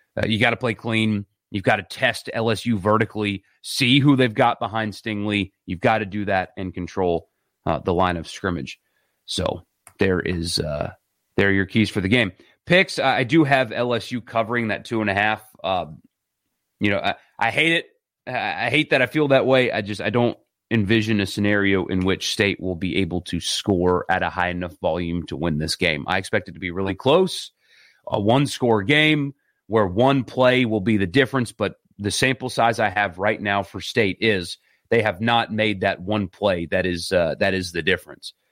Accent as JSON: {"language": "English", "region": "South Carolina", "country": "United States", "tie": "born or raised there", "said": "where I grew up in South Carolina"}